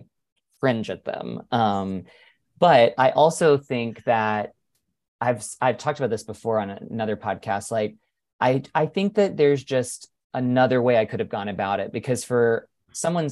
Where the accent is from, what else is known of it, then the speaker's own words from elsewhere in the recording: North Carolina, United States; I was raised Southern Baptist in North Carolina